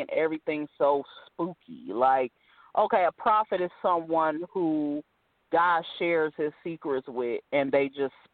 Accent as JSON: {"language": "English", "region": "California", "country": "United States", "also_born_or_lived": "Ohio / Virginia", "said": "like I've lived in Ohio, Virginia. You know, I'm from California, but I've lived so many different places."}